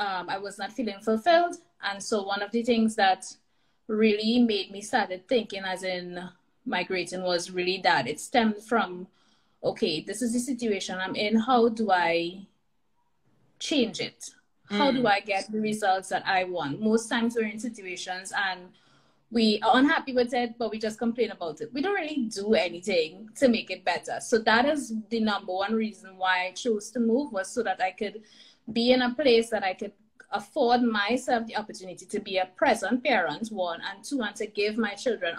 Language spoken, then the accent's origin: English; Trinidad & Tobago; moved away as an adult; now in Alberta, Canada; Recently left Trinidad, my hometown, born and raised, and made the big move to here in Alberta, Canada